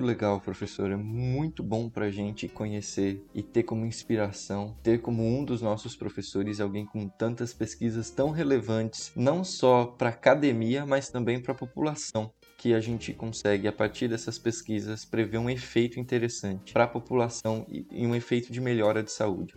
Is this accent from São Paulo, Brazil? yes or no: yes; Paulista, São Paulo, Brazil; eu que sou paulista